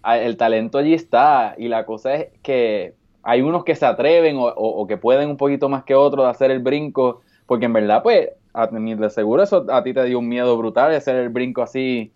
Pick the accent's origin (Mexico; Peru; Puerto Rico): Puerto Rico; moved away as an adult; yo soy el único boricua de la isla